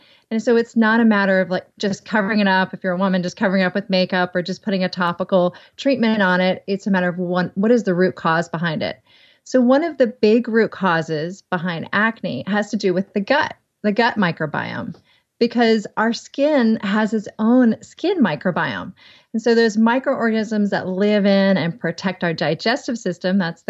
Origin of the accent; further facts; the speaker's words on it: the South, United States; accent: southern; Skim. Might be my southern accent.